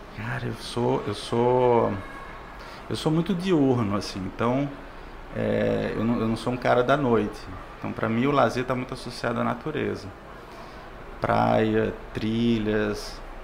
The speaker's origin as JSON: {"language": "Portuguese", "region": "Pernambuco", "country": "Brazil", "also_born_or_lived": "Natal / João Pessoa / Espírito Santo", "moved": "yes", "lives_now": "Fortaleza, Brazil", "said": "Eu, eu sou pernambucano, morei em Natal, morei em João Pessoa, no Espírito Santo"}